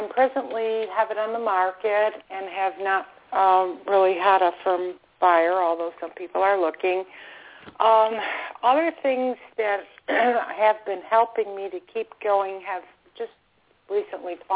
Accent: Buffalo, New York, United States; now in Florida, United States; I'm calling from Florida, former upstate New York person myself

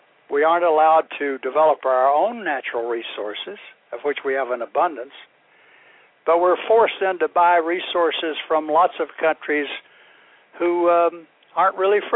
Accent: Florida, United States; in Florida, my home state, was in Tallahassee

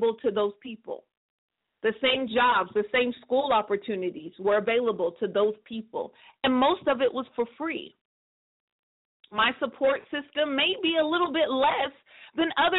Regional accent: a small city in Northern California, United States; moved away as an adult; I live in a city, a small city, in Northern California

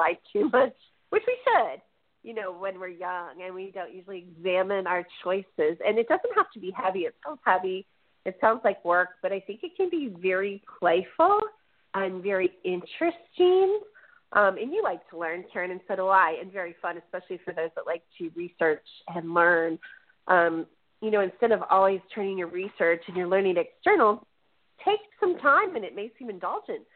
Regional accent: Chicago, Illinois, United States; I'm from Chicago

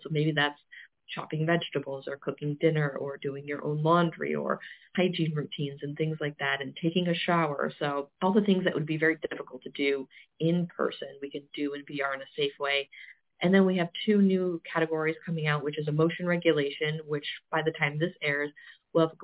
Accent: Olean, New York, United States; now in Pennsylvania, United States; we're also in Olean, New York, and Western New York, which seems very random, but it's my hometown.

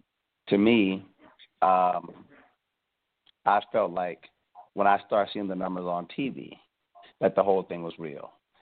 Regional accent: Cleveland, Ohio, United States; moved away; also born or lived in the South (US); Well, first of all, I'm from Cleveland. I'm not from the South.

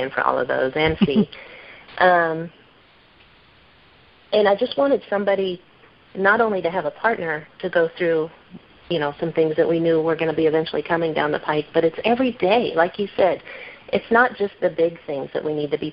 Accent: Midwest, United States; moved away as an adult; I grew up in the Midwest

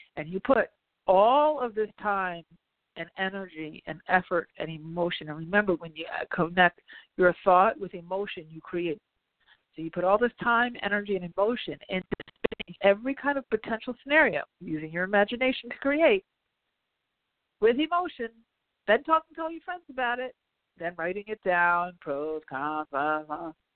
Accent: New York, United States; I'm a New Yorker.

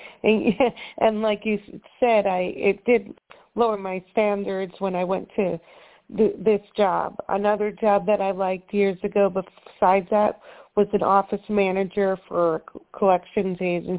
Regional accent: New York, United States; No, up north, New York.

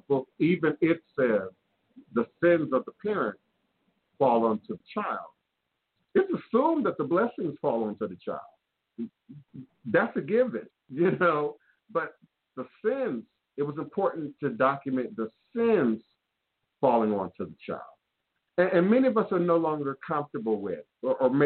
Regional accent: Washington, District of Columbia, United States; growing up in Washington, D.C. in the 1970s

